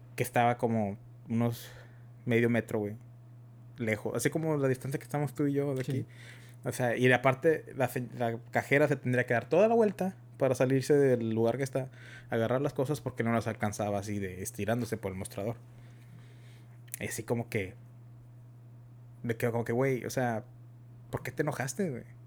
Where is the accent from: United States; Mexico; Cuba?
United States; somos de Estados Unidos, somos mexicanos, americanos y tenemos el tex tenemos el, inglés y el español